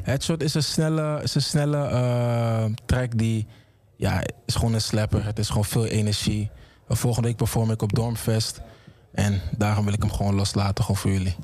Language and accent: Dutch; Amsterdam, North Holland, Netherlands; ik kom uit Amsterdam Oost